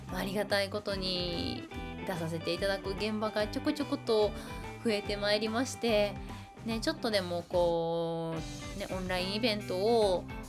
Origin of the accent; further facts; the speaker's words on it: Kansai, Japan; 私関西育ちのはぐれ役者